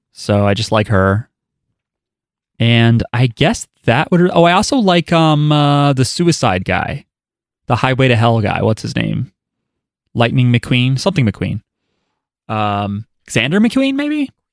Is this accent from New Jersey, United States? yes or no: yes; New Jersey, United States; I'm from New Jersey